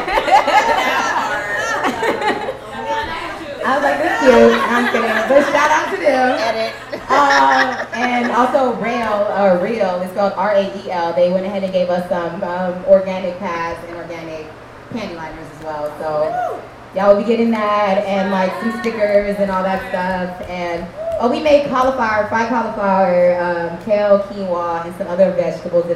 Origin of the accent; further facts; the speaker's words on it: Compton, California, United States; I'm from LA, and for a long time, the way I spoke was my insecurity, because I'm from the hood, I'm from Compton